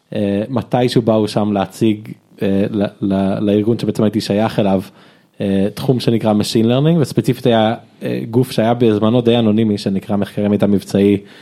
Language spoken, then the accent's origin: Hebrew; Israel; also born or lived in United States / Jerusalem; נולדתי בארצות הברית באמת, אתם יכולים לזהות לפי השם, בגיל חמש עליתי לארץ